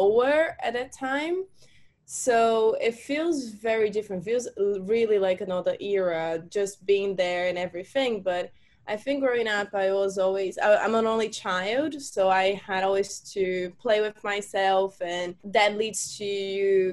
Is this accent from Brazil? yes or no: yes; Fortaleza, Ceará, Brazil; moved away as an adult; also born or lived in London / Amsterdam; now in Barcelona, Spain; I am from Brazil, and I am from a city in Brazil called Fortaleza.